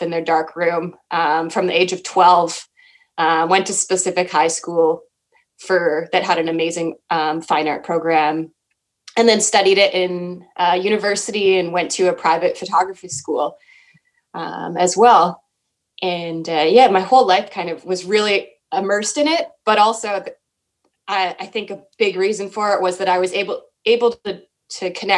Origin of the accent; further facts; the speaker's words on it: Winnipeg, Manitoba, Canada; also born or lived in northwestern Ontario; I grew up in Winnipeg, Manitoba, essentially half the time in Winnipeg.